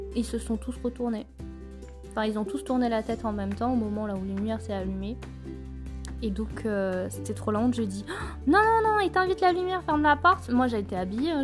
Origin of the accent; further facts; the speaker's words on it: Clermont-Ferrand, Auvergne-Rhône-Alpes, France; je suis de Clermont